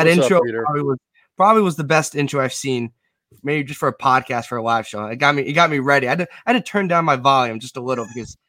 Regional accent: Westchester, New York, United States; also born or lived in Providence, Rhode Island; No, I'm from Westchester, New York, which is like 45 minutes outside of New York City, but I go to school in Rhode Island. I go to Providence College in Rhode Island. I'm a junior.

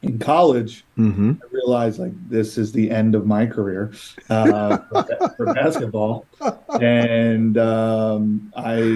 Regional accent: East Coast, United States; I'm from the East Coast.

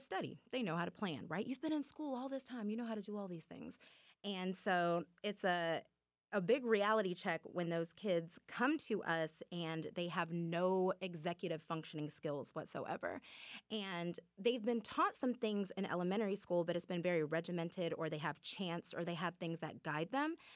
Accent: Muscogee County, Georgia, United States; the teachers that I had growing up in Muskogee County who poured into me

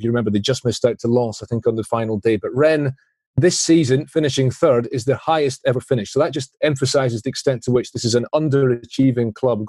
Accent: Scotland, United Kingdom; as a Scot, you feel that.

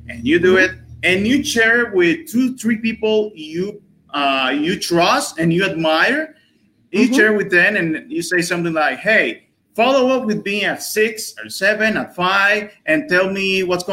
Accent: Dominican Republic; I'm from the Dominican Republic, a pretty known country on this side of the world.

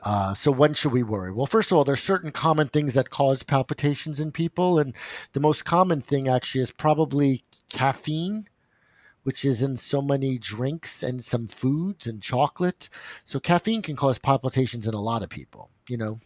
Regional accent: New Jersey, United States; I'm from New Jersey

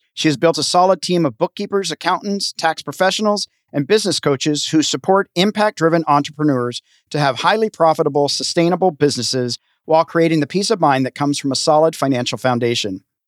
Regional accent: Tennessee, United States; now in Los Angeles, United States; I grew up in a small town in Tennessee, so I like rural

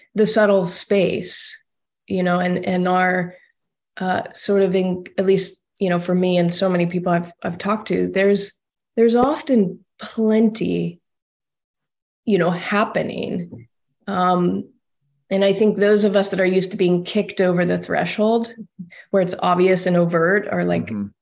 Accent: Austin, Texas, United States; moved away; I'm from Austin originally, so out of Texas.

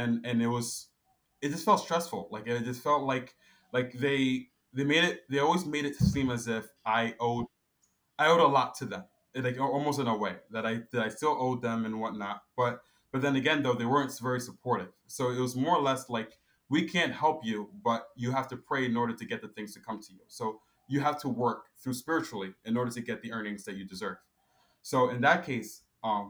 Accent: Newark, New Jersey, United States; I was born here in Newark, New Jersey, but my mom and my dad and my brothers were all born from Ghana

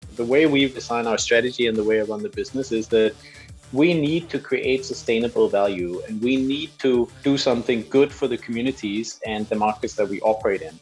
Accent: Denmark; moved away as an adult; also born or lived in London; I'm from Denmark.

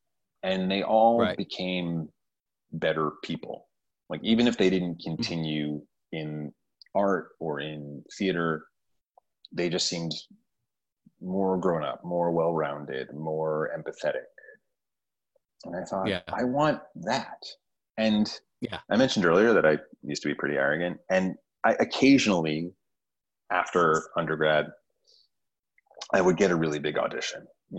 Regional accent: New York, United States; moved away as an adult; also born or lived in San Diego; because I grew up in New York, went to high school in New York, went to college in New York. I'd traveled, but I'd never left New York for more than a couple months.

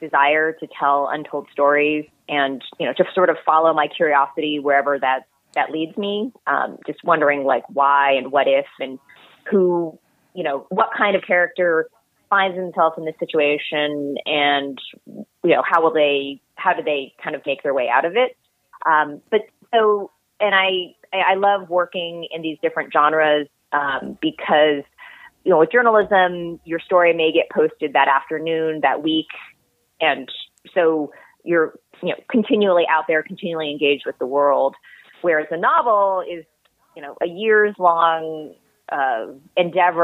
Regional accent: Bay Area, California, United States; I am back in the same house that I grew up

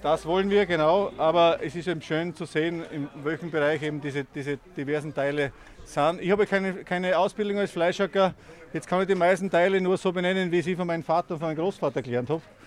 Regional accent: Austria; in Bamhagen, wo ich her bin, sagt man Zeisel

